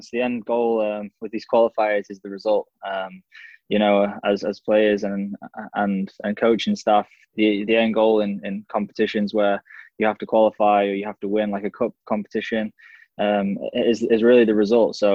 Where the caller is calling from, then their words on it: Belfast, Northern Ireland, United Kingdom; I'm joining from Belfast uh, in Northern Ireland, so uh, thanks for having me on.